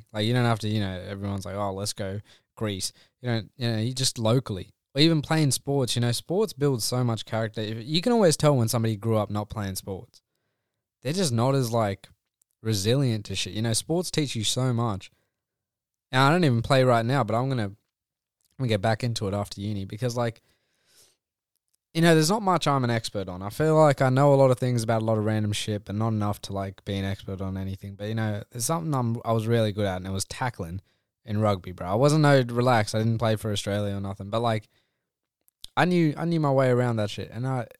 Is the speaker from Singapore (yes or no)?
no; India; surely he knows I'm Indian.